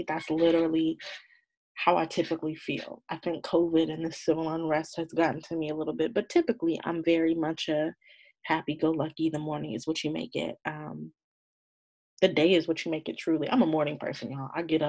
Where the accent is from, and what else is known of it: Marietta, Georgia, United States